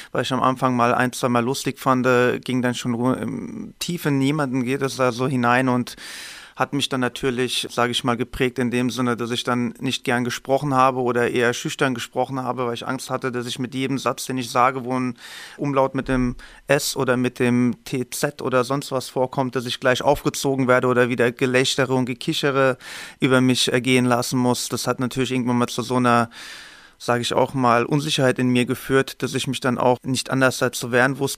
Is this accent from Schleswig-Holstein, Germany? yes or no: no; Hesse, Germany; Ich komme aus dem Main-Taunus-Kreis, bin verheiratet, habe noch keine Kinder.